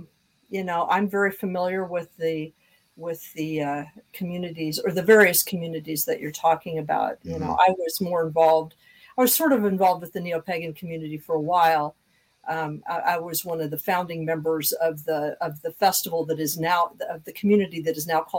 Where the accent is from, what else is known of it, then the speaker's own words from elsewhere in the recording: Kansas, United States; moved away as an adult; I'm from Kansas too.